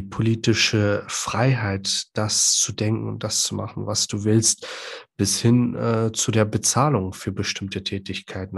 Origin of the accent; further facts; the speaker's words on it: Iraq; now in Germany; Ich komme ja gebürtig aus dem Irak.